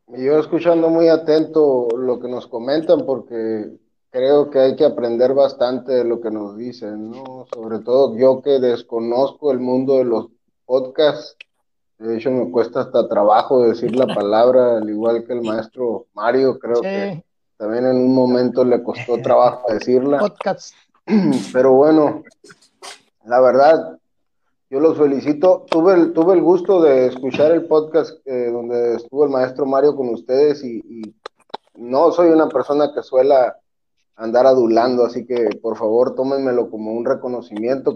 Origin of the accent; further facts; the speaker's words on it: Mexico; yo no soy un buen mexicano